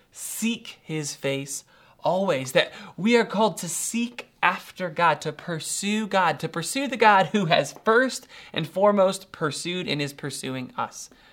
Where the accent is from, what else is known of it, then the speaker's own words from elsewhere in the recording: Doylestown, Ohio, United States; I'm from Doylestown, Ohio, pretty rural.